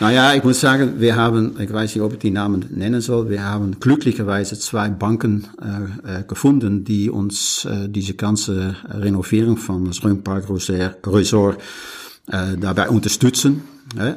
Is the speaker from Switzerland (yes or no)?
no; Netherlands; German is a second language; now in Rhön, Germany; bin mal Niederländer, äh, schon seit vielen Jahren.